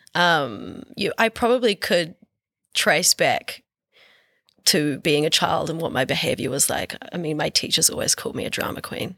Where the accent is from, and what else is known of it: Dunedin, Otago, New Zealand; accent: Southland/Otago rolled R; moved away